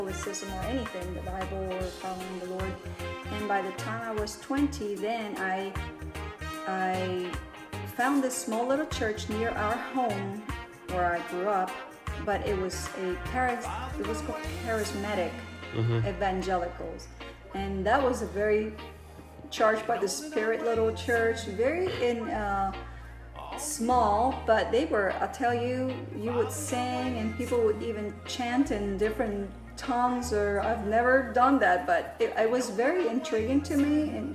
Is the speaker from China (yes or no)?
no; Puerto Rico; I grew up in Puerto Rico